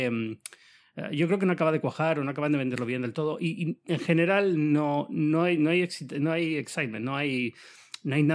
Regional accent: New York, United States; Porque los dos somos de Nueva York, los dos nos hemos pegado una paliza alucinante para ir a Barcelona.

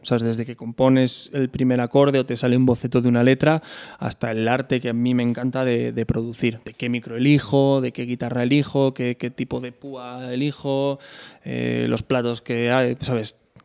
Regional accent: Pedro Bernardo, Castile and León, Spain; born or raised there

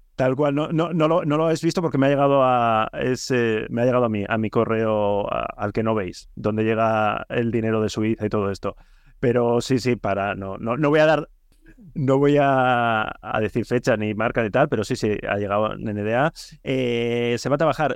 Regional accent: Bilbao, Basque Country, Spain

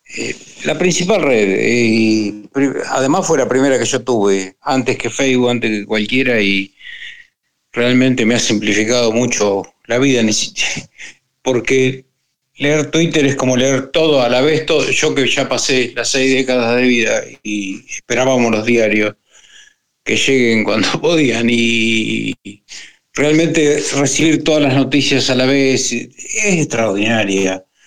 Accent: Argentina; soy de Argentina.

